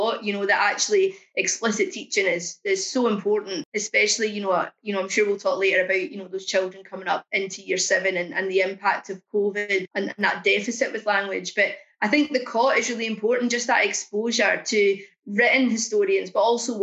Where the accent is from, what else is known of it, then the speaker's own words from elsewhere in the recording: Scotland, United Kingdom; now in England; a Scottish person in England with a child growing up in Wolverhampton